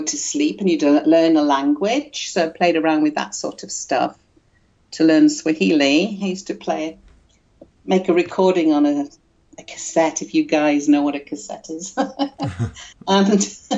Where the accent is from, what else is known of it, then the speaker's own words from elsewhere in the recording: United Kingdom; moved away as an adult; also born or lived in Tanzania; I'm a Brit, but I left Britain in 1972. Never really came back.